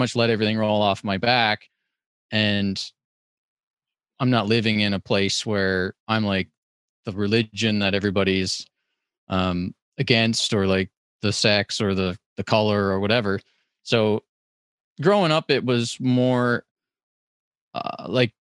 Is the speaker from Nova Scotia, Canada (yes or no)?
yes; Cape Breton, Nova Scotia, Canada; I as a Cape Bretoner